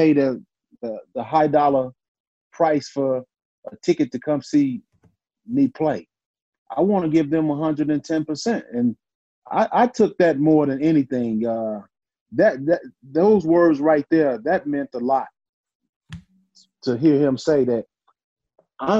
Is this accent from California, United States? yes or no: no; Chicago, Illinois, United States; growing up in Chicago, I played in the summer leagues in Chicago